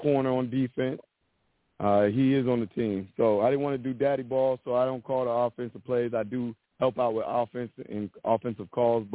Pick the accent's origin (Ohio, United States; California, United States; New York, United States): Ohio, United States; Youngstown; I'm a guy from Youngstown, Ohio